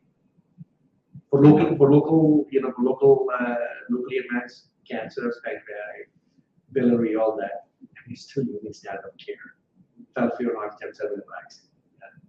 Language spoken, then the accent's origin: English; Buffalo, New York, United States; I grew up in Buffalo